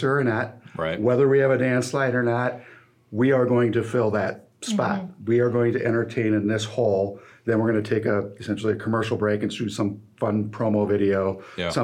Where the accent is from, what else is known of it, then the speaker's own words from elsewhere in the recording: La Crosse, Wisconsin, United States; they're both in my hometown here